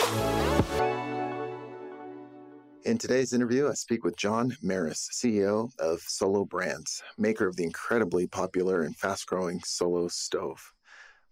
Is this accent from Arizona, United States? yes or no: yes; Arizona, United States; now in Provo, United States; I grew up in Arizona